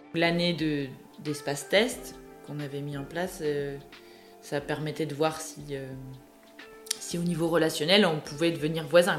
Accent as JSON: {"language": "French", "region": "Brittany", "country": "France", "tie": "born or raised there", "moved": "yes", "said": "Je suis originaire de Bretagne"}